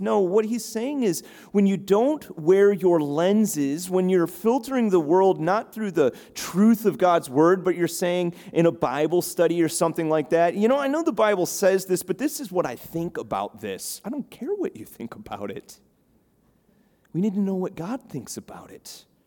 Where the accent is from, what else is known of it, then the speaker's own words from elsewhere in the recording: Chicago, Illinois, United States; now in Cape Cod, United States; I grew up in the Midwest in Chicago